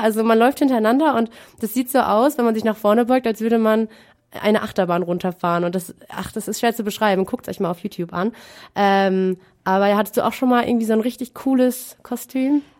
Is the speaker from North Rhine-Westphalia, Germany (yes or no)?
yes; Münster, North Rhine-Westphalia, Germany; bei uns in Münster